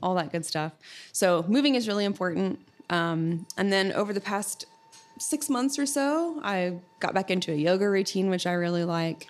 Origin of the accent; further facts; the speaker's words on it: Sulphur, Oklahoma, United States; I grew up in Sulphur, Oklahoma